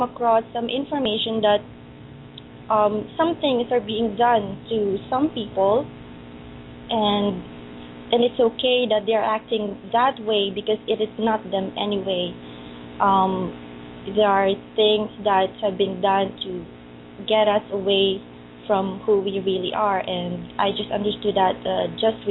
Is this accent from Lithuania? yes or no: no; Gumaca, Calabarzon, Philippines; English is a second language; moved away as an adult; I was raised in Philippines, particularly in Gumaca, where I am here now.